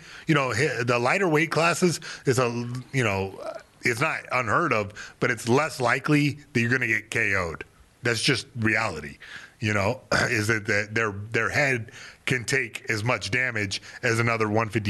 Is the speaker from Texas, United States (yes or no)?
no; Fayetteville, North Carolina, United States; now I made peace where I came from Fayetteville, North Carolina.